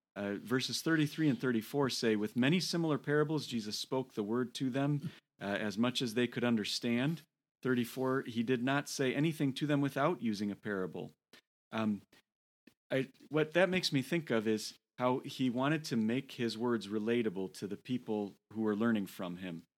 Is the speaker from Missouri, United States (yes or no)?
no; Toledo, Ohio, United States; moved away; Toledo, Ohio. And uh, that is my hometown. I was born in Toledo